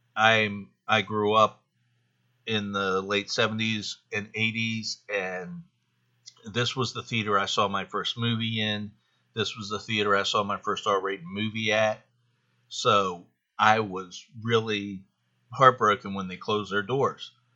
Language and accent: English; Carlisle, Pennsylvania, United States; I live in Carlisle, Pennsylvania